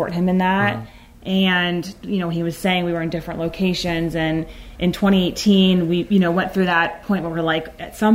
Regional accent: Pennsylvania, United States; I'm originally from Pennsylvania.

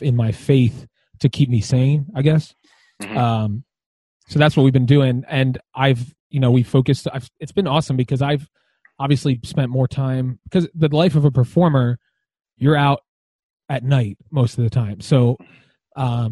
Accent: Philadelphia, Pennsylvania, United States; also born or lived in Lansdale, Pennsylvania; now in Royersford, United States; I grew up in Philadelphia, and I grew up at the Calvary Chapel of Philadelphia

